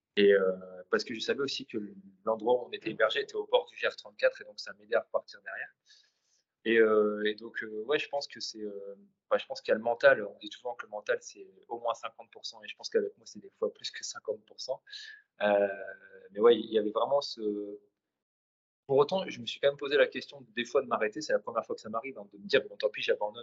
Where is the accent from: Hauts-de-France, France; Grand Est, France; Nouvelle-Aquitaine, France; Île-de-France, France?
Hauts-de-France, France; Vieux-Condé; je suis nordiste. Euh, originaire de, Vieux-Condé à côté de Valenciennes